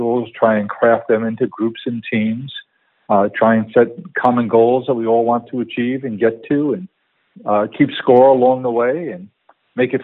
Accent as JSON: {"language": "English", "town": "New York City", "region": "New York", "country": "United States", "tie": "born or raised there", "said": "I grew up in Queens, South Queens"}